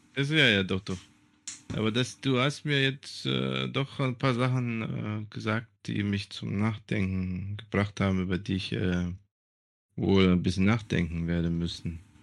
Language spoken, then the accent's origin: German; Germany; moved away as an adult; also born or lived in Serbia; now in Greece; mich als Deutscher zu sehen oder als ein Serber in Deutschland